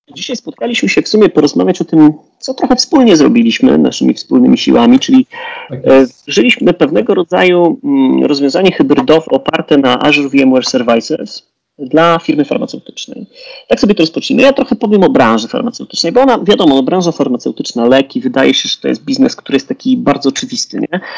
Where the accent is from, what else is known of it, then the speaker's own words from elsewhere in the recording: Poland; Jesteśmy Polakami